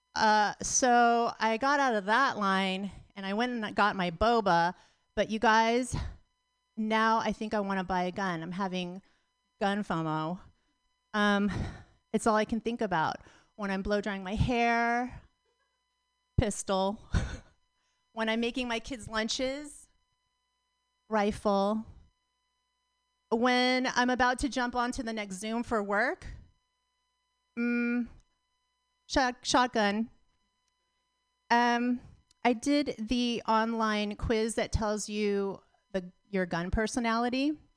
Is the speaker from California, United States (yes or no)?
yes; Pacifica, California, United States; I'm from Pacifica. I grew up in Pacifica.